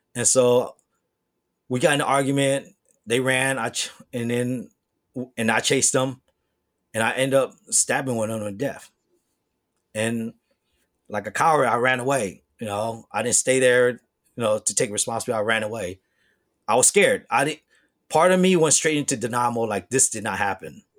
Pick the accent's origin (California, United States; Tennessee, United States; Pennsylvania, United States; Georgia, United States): California, United States; Bay Area; also born or lived in Hong Kong; growing up in the Bay Area